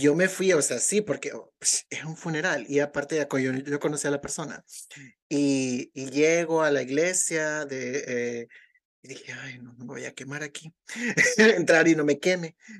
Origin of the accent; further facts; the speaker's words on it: El Salvador; now in United States; en El Salvador todavía vivimos